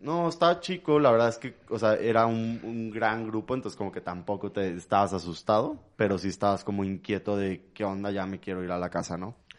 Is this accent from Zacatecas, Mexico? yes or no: no; Mexico City, Mexico; also born or lived in London; nací en México, en la Ciudad de México